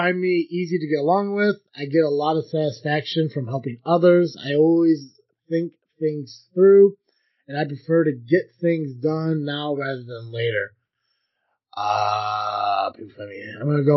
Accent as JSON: {"language": "English", "country": "United States", "said": "I am from the United States"}